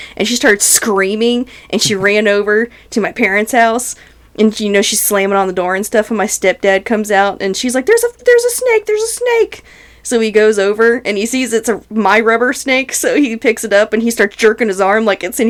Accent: North Carolina, United States; When I grew up in North Carolina

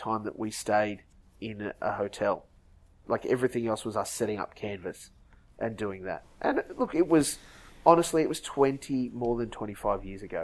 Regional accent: Dalby, Queensland, Australia; also born or lived in Sunshine Coast, Queensland; we moved from Dalby in Western Queensland to the Sunshine Coast.

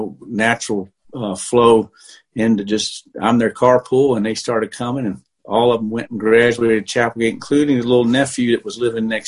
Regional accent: Columbia, South Carolina, United States; moved away; also born or lived in Greenville, South Carolina; I grew up in Columbia, South Carolina.

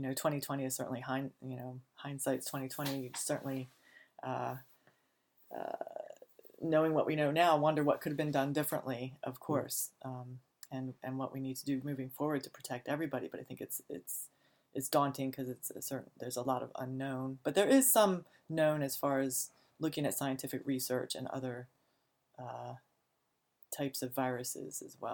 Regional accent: Laurel, Maryland, United States; I'm from the Washington, D.C. area, Prince George's County, Laurel, Maryland, is where I grew up.

